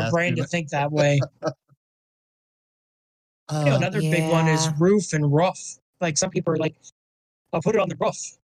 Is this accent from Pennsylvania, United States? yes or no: yes; Pennsylvania, United States; accent: northeastern or north central Pennsylvania; She has northeastern or north central Pennsylvania accent like I do.